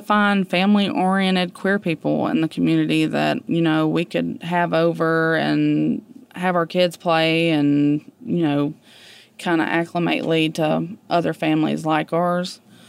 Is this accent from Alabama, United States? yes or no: yes; Montgomery, Alabama, United States; I'm from Montgomery, Alabama.